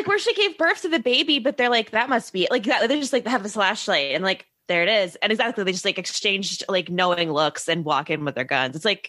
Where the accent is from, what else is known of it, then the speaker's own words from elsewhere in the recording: Baltimore, Maryland, United States; I was born in Baltimore, so I'm always like, he's here. Like, I still live kind of near Baltimore